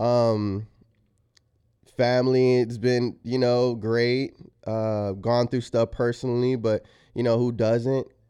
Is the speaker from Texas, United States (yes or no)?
yes; San Antonio, Texas, United States; moved away as an adult; also born or lived in Los Angeles; I am from San Antonio where it's like a super conservative town